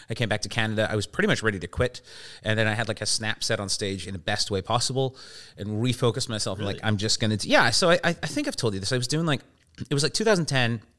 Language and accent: English; England, United Kingdom; born there; because I was born in England